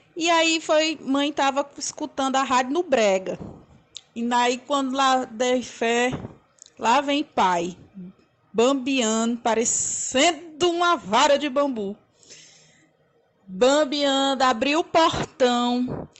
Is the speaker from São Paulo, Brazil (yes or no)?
no; Limoeiro do Norte, Ceará, Brazil; now in Fortaleza, Brazil; Eu sou de Limoeiro, mas moro em Fortaleza há muitos anos.